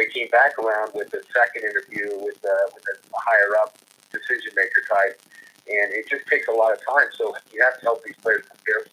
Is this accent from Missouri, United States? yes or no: yes; Kansas City, Missouri, United States; also born or lived in Southern California / Los Angeles; I grew up in Kansas City